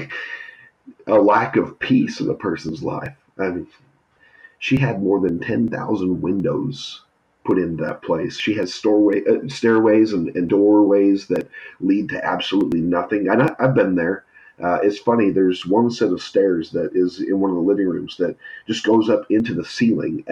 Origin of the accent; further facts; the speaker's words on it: San Jose, California, United States; where I grew up in San Jose